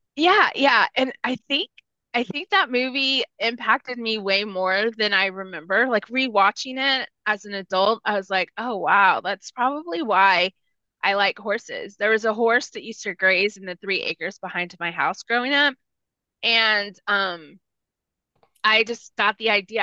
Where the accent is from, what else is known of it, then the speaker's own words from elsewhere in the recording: 30 minutes from San Antonio, Texas, United States; first language Spanish; English is a second language; San Antonio, which was 30 minutes from my hometown